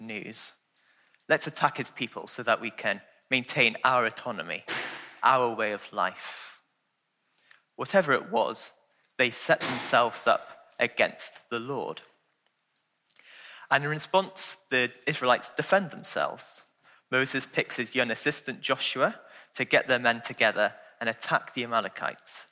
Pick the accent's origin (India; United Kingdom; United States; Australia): United Kingdom; Welsh, Wales; I'm Welsh